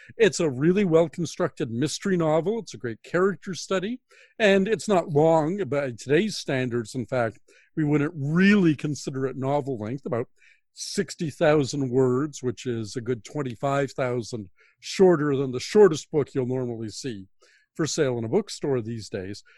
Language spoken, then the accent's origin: English; Toronto, Ontario, Canada; growing up in Toronto, as I did in the nineteen sixties